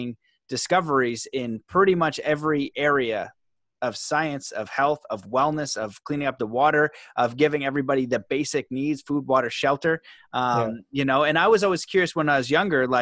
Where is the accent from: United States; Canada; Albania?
Canada; me growing up in Canada